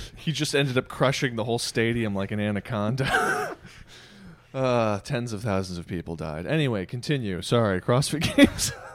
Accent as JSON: {"language": "English", "country": "United States", "tie": "born or raised there", "said": "we grew up in America"}